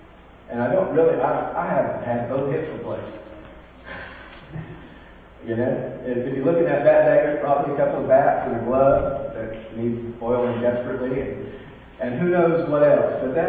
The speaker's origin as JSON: {"language": "English", "region": "California", "country": "United States", "tie": "born or raised there", "said": "It's El Dorado time in my hometown of California."}